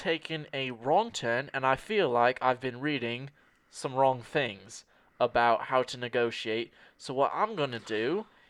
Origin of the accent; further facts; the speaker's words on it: Mississippi, United States; also born or lived in London; Here's the thing. I come from Mississippi, right?